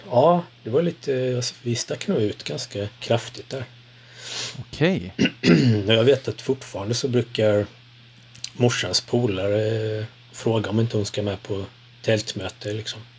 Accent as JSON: {"language": "Swedish", "town": "Skärsta", "region": "Uppsala County", "country": "Sweden", "tie": "born or raised there", "said": "Men eh, Skärsta är jag uppvuxen i ja"}